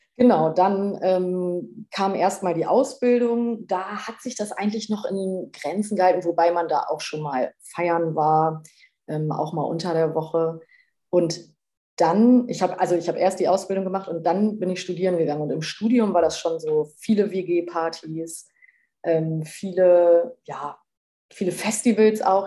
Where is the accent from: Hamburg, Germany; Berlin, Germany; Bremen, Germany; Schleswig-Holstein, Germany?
Bremen, Germany; moved away; lebe in Bremen wieder in meiner alten Heimat